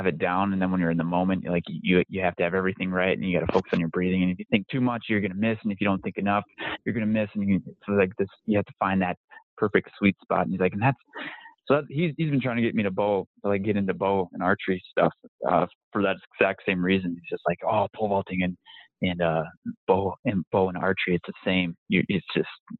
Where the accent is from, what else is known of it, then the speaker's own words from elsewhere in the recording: Minnesota, United States; I'm from Minnesota